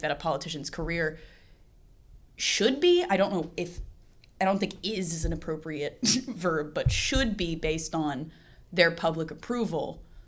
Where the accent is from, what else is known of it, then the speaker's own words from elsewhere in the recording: Tennessee, United States; I grew up in Tennessee, so, like, surrounded by a lot of conservative people